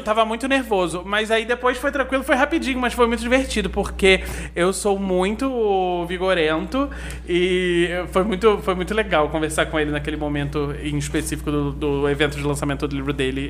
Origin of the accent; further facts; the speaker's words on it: Nova Friburgo, Rio de Janeiro, Brazil; moved away as an adult; also born or lived in São Paulo; Eu nasci em Friburgo, vivi aqui a minha vida toda e mudei para São Paulo com 22 anos